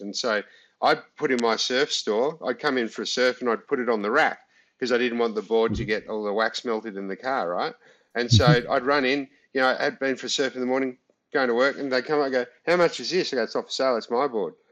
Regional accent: Australia; we're Aussie

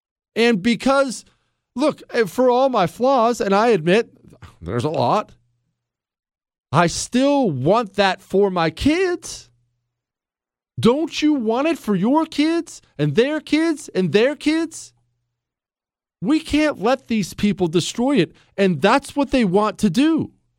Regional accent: Cuba; born there; moved away; also born or lived in Spain; I was born in Cuba. I ran away from communism

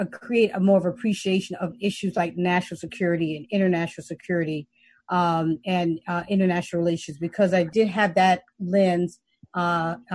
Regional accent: New York City, New York, United States; moved away as an adult; I'm from the Bronx

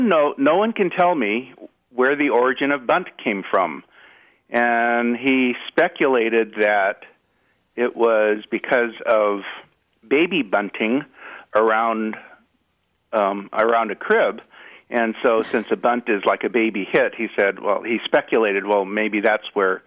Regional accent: Los Angeles, California, United States; I'm from the Los Angeles area. And I grew up a Dodgers fan and listening to the legendary Vin Scully.

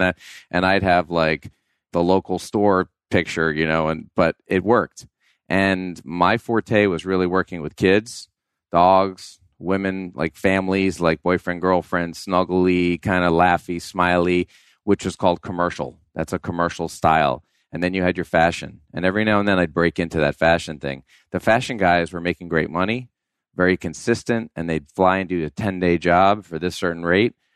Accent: New York, United States; I grew up in New York, so I was, like, shoveling driveways

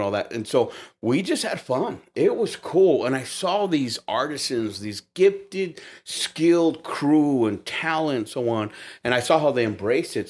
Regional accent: United States; I'm Mexican American, so I'm Chicano

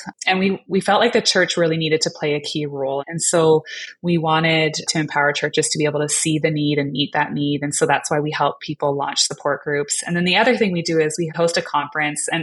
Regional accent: Canada; I'm Canadian

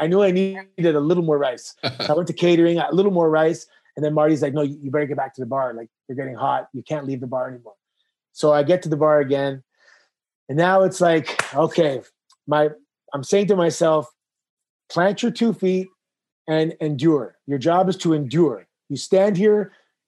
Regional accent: Toronto, Ontario, Canada; I grew up in Toronto in the 90s

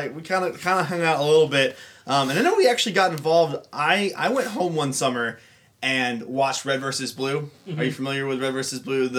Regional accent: suburb of Atlanta, Georgia, United States; now in Nashville, United States; I'm from a suburb of Atlanta. So Luke and I are dirty southern boys.

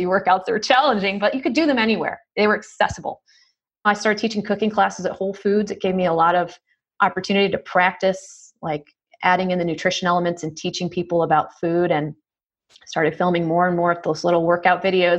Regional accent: New York, United States; I'm from New York

